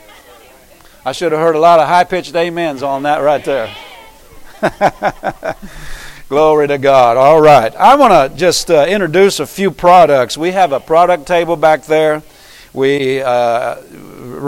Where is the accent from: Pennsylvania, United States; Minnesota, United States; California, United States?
Pennsylvania, United States; moved away; I came from Pennsylvania